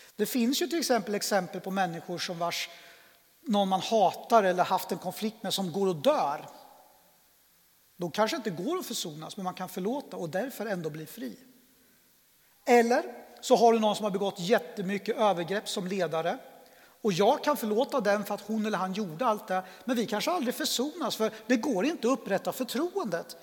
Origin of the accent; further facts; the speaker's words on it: Örebro, Örebro County, Sweden; also born or lived in Colombia; jag är adoptivbarn, kom till Sverige 1972 eh, och jag är uppväxt tillsammans då med min pappa och min farmor därför att min eh, Lilla syster som också adopterades till Sverige och min mamma de flyttade från Örebro ganska tidigt